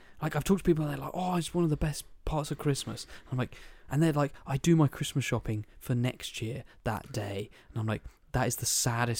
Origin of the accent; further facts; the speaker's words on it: South East England, United Kingdom; And because I'm from Kent as well. Everyone's going blue water.